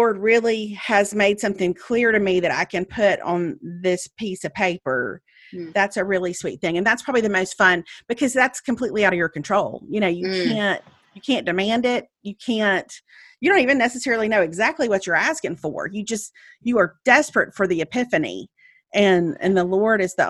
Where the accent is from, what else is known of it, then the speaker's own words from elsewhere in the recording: Meridian, Mississippi, United States; moved away as an adult; now in Birmingham, United States; I drove to Meridian, to my hometown